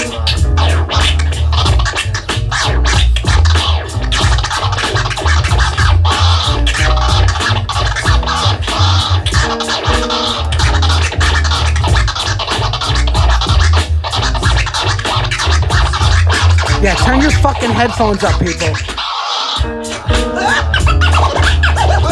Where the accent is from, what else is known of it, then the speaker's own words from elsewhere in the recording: New Jersey, United States; We're from Jersey